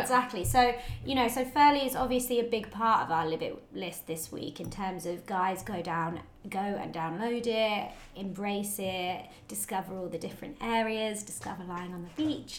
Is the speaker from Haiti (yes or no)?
no; United Kingdom; being British